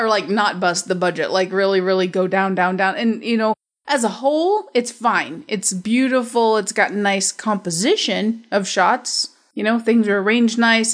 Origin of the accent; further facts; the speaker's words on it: Middle America, Midwest, United States; I'm from America, middle America